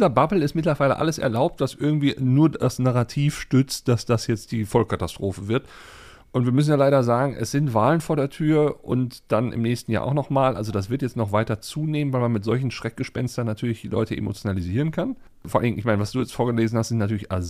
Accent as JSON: {"language": "German", "country": "Germany"}